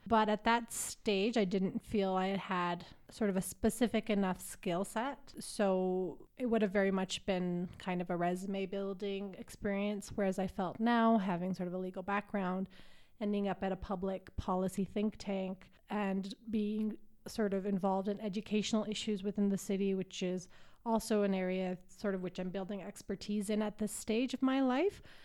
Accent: Calgary, Alberta, Canada; moved away as an adult; now in Nairobi, Kenya; I'm from Calgary

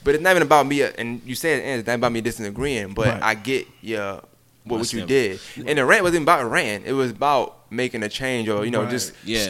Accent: New York City, New York, United States; now in Augusta, United States; I'm from Brooklyn.

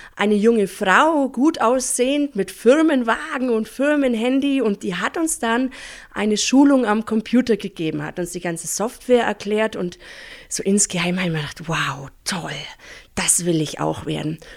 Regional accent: Pfronten, Bavaria, Germany; Ich bin aufgewachsen in Fronten.

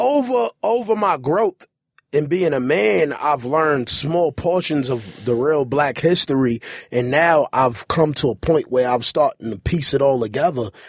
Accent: New York City, New York, United States; I'm a New Yorker

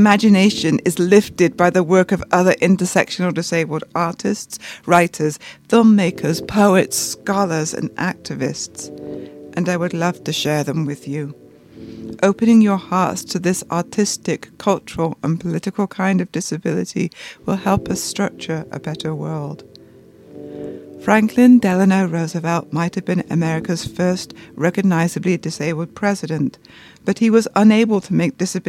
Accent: United Kingdom; also born or lived in San Francisco; now in New York, United States; I'm from the United Kingdom, and I live in New York and San Francisco.

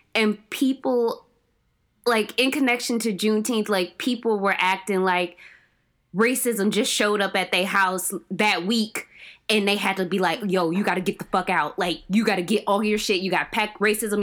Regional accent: Cleveland, Ohio, United States; also born or lived in Georgia / North Carolina; I was born and raised in Cleveland, Ohio

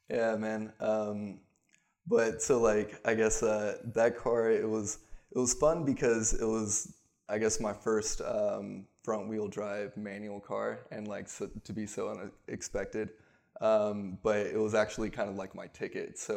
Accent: Houston, Texas, United States; also born or lived in Oregon; I'm from Houston, but I've bounced back and forth because half my family's up there, half's down here.

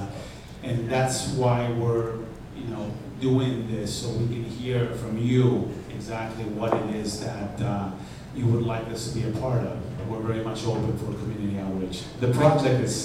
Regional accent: Argentina; moved away; I was born in Argentina

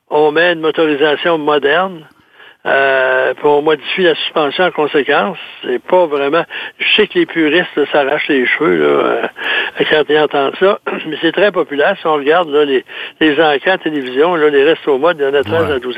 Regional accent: Saint-Basile-le-Grand, Quebec, Canada; Chez moi, dans mon patelin, à Saint-Basile-de-Grand, il y avait une personne qui a travaillé chez Volvo euh, pendant longtemps

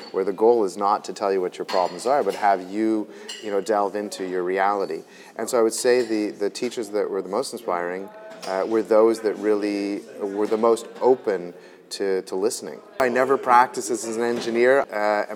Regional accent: Montreal, Quebec, Canada; I was born in Montreal, born and bred of immigrant parents

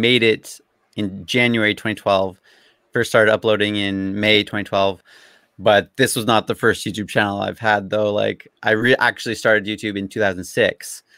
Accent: Abbotsford, British Columbia, Canada; I've grown up here all my life. So like the town I'm in is called Abbotsford. It's like mm-hmm. an hour out of Vancouver

